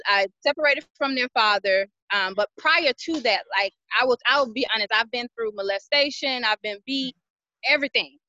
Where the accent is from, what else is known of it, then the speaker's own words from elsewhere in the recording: Atlanta, Georgia, United States; moved away as an adult; now in Dallas, United States; I am originally from Atlanta, Georgia. I have been in Dallas, Texas three years.